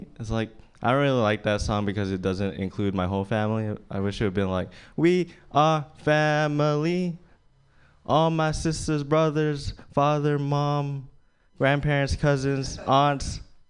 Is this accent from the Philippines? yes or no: yes; Philippines; I'm Filipino. That's Chinese to most of you guys. Yeah, it's kind of hard being Filipino.